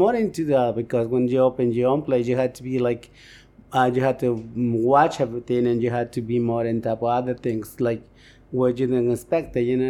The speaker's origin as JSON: {"language": "English", "country": "Mexico", "tie": "born or raised there", "also_born_or_lived": "Bronx, New York", "moved": "as an adult", "lives_now": "United States", "said": "I was born and raised in Mexico."}